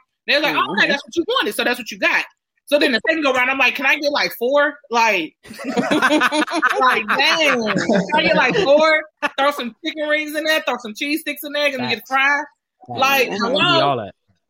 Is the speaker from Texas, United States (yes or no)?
yes; Texas, United States; moved away; when I moved up here from Texas, I was like, what is this?